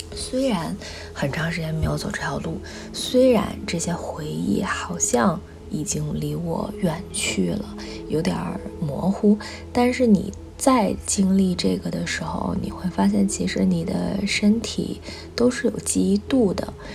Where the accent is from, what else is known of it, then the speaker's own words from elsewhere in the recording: Beijing, China; 我从小就生活在北京